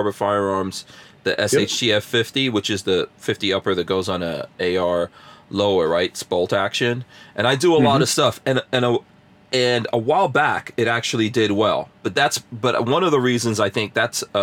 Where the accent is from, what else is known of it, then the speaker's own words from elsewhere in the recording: Guyana; I was born in Guyana